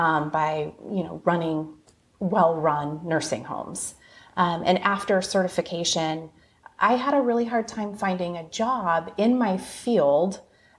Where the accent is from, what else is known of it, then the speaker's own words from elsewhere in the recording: Portland, Oregon, United States; I'm a Northwest girl, born and raised in the Portland, Oregon area.